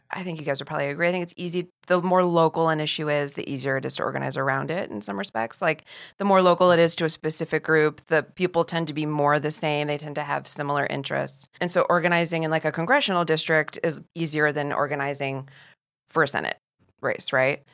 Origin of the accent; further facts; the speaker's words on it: Ohio, United States; moved away; I come from the Midwest